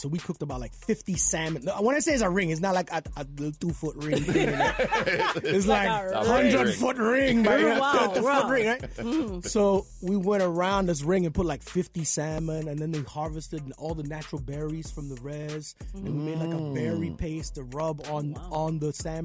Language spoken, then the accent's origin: English; Edmonton, Alberta, Canada; moved away as an adult; also born or lived in Trinidad; now in Toronto, Canada; My family moved from Edmonton, from Trinidad when I was 5 years old